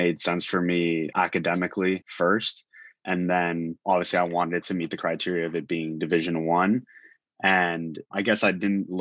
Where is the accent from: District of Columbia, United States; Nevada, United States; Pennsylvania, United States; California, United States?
California, United States; Los Angeles; I'm born and raised Los Angeles.